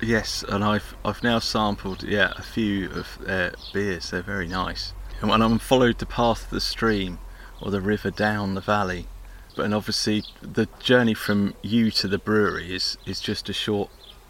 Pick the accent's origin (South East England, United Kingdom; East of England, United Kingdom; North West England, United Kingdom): South East England, United Kingdom; Hampshire; Because when I was a kid growing up in Hampshire and lots of arable land...